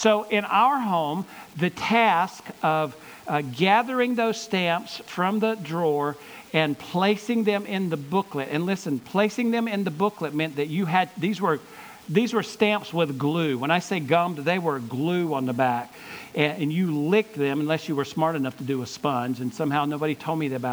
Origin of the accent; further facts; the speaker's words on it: Gaffney, South Carolina, United States; I grew up in Gaffney, South Carolina, so what, an hour and 15 minutes from here